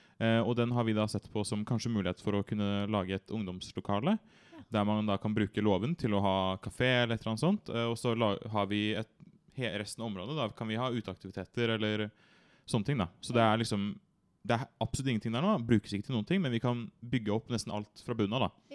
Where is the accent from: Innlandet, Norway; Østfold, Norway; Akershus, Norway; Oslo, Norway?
Akershus, Norway; Bærum; jeg kommer fra Bærum.